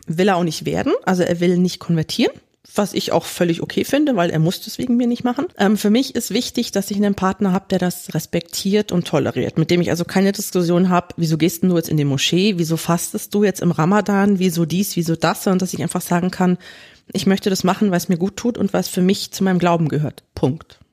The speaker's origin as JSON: {"language": "German", "country": "Germany", "tie": "born or raised there", "said": "ich bin in Deutschland geboren und aufgewachsen"}